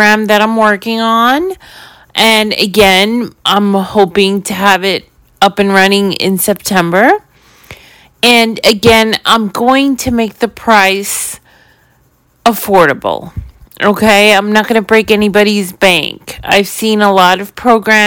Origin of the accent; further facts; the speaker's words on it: New York City, New York, United States; growing up in New York City, in a building, in an apartment building